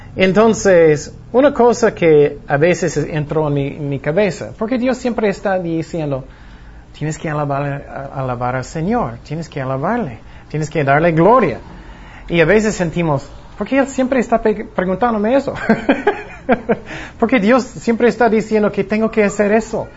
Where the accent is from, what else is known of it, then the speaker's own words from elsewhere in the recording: Long Beach, California, United States; yo nací en Long Beach, California